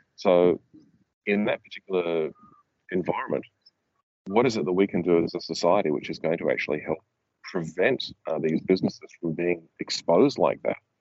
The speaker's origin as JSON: {"language": "English", "country": "Australia", "said": "as an Australian"}